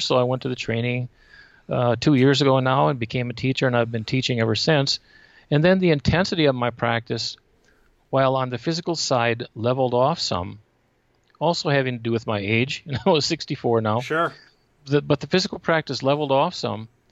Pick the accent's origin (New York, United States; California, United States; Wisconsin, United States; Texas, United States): Wisconsin, United States; Menomonie; moved away as an adult; also born or lived in Wausau, Wisconsin / Hawaii / Michigan / Ohio; now in Arizona, United States; I grew up in Menominee, Wisconsin